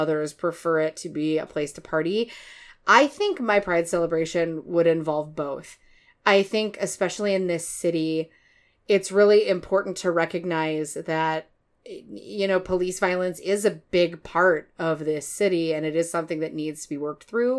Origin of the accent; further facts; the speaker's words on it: Chicago, Illinois, United States; also born or lived in Detroit, Michigan; now in Minneapolis, United States; I'm originally from Chicago